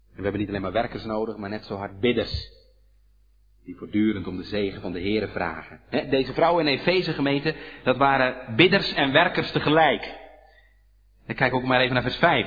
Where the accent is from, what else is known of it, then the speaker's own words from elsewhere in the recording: Hedel, Gelderland, Netherlands; Bij ons in Hedel